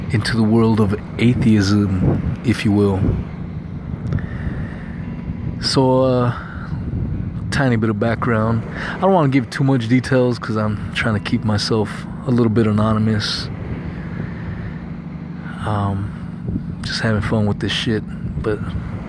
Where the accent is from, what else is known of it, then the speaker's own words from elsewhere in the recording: Southern California, United States; I was born in Southern California to some illegal Mexican immigrants